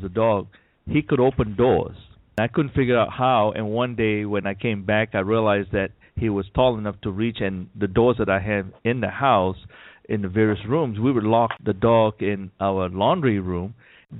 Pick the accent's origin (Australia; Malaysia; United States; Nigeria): Malaysia; the experience I had as a young boy growing up in Malaysia.